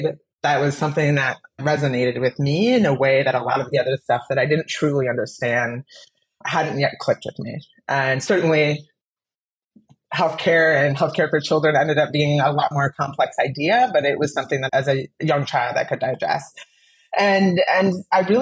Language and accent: English; South Dakota, United States; moved away as an adult; also born or lived in Nevada; now in Maryland, United States; South Dakota, my home state. Born and raised there